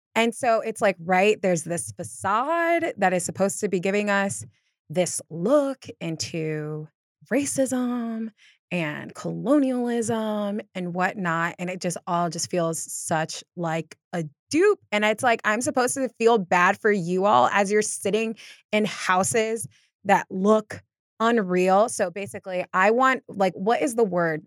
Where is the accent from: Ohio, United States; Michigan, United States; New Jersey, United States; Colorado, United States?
Ohio, United States; Northeast; I grew up in Northeast Ohio